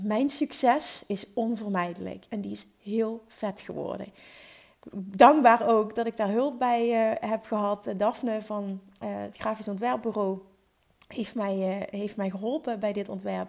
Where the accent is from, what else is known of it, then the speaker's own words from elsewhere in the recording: Netherlands; Ik ben in Nederland geboren